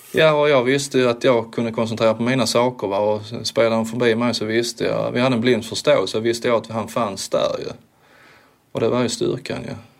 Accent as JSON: {"language": "Swedish", "country": "Sweden", "said": "som svensk då, som första svensk"}